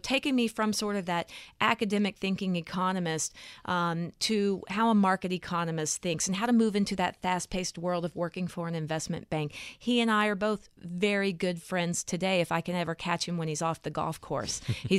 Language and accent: English; Texas, United States; It's that I was raised in the South, {S5} mm-hmm. {S4} in Texas, and there's this sense of perpetual optimism.